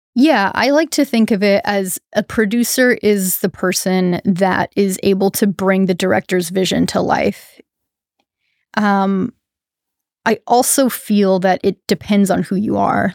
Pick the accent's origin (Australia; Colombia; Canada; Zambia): Canada; now in Humboldt, United States; as a Canadian